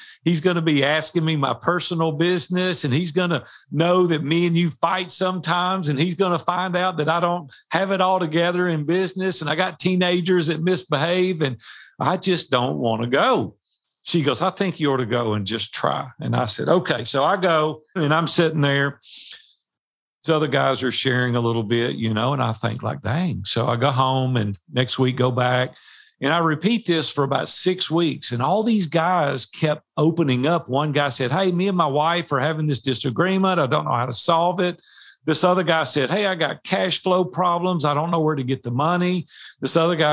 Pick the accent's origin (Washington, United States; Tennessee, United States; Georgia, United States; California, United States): Tennessee, United States; Nashville; I grew up in Nashville, Tennessee. Like I've been here 62 years